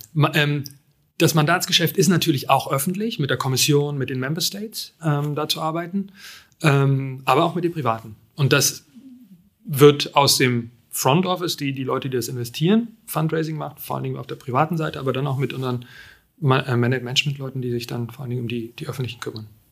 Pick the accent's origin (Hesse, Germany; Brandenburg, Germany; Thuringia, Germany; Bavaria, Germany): Brandenburg, Germany; Frankfurt; moved away; ich komme aus Frankfurt